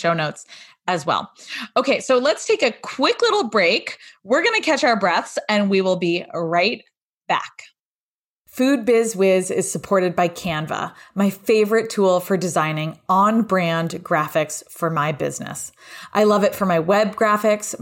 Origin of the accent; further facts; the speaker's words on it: Connecticut, United States; I grew up in Connecticut